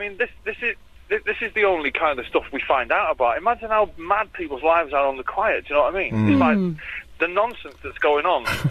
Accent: Manchester, North West England, United Kingdom; in my hometown

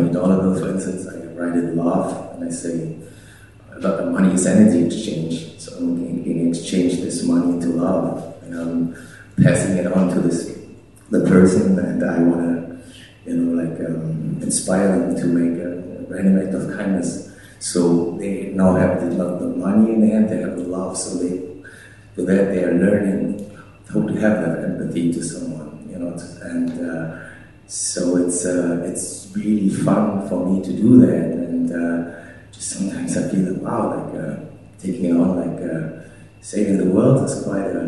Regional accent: Germany; now in United States; I'm from Germany, I can't even vote

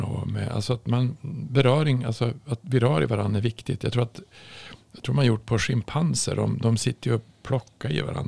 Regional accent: Norrland, Sweden; jag kommer från Norrland

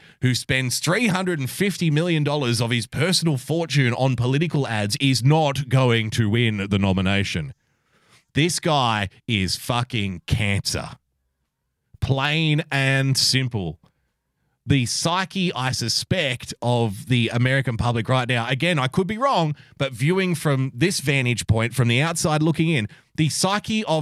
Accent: Australia; born or raised there; accent: Australian

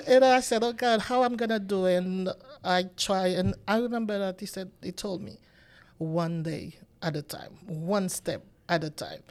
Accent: Haiti; moved away as an adult; now in United States; I'm from Haiti, and until I came to the United States

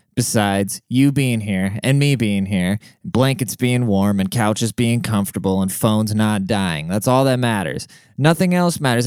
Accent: Germany; now in United States; I grew up in Germany

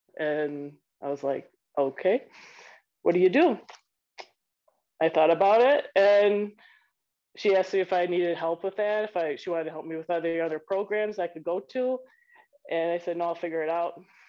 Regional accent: Rockford, Illinois, United States; also born or lived in Madison, Wisconsin; now in Denver, United States; I grew up in Rockford, Illinois, a small suburb east of Chicago, 60 miles east of Chicago.

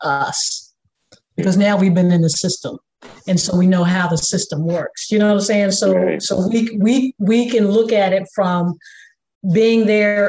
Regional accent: Durham, North Carolina, United States; we are from Durham, the Bull City in North Carolina.

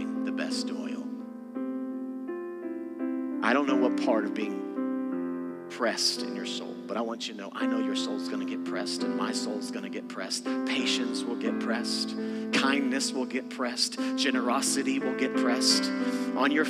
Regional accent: Texas, United States; moved away as an adult; I'm from Texas.

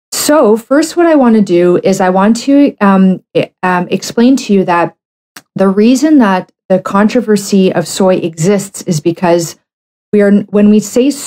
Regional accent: Canada; I'm a Canadian medical doctor

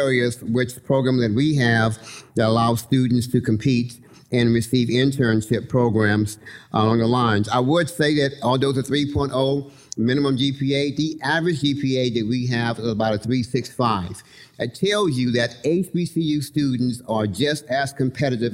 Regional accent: Houston, Texas, United States; I grew up in Houston in Third Ward

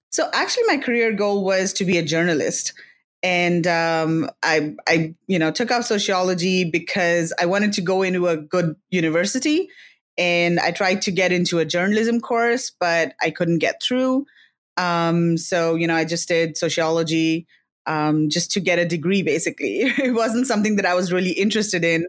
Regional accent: Delhi, India; moved away as an adult; also born or lived in Philippines / China; now in Singapore; I studied in India, in Delhi specifically, which is the capital of India

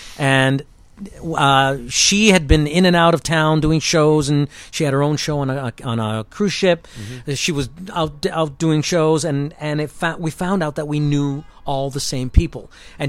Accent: Toronto, Ontario, Canada; moved away as an adult; also born or lived in New York; I'm from Canada.

